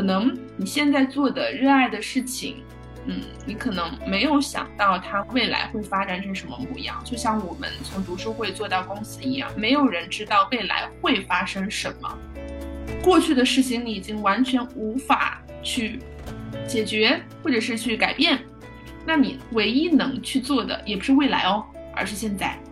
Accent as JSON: {"language": "Chinese", "town": "Chengdu", "region": "Sichuan", "country": "China", "tie": "born or raised there", "said": "分部是在成都，也就是我的家乡"}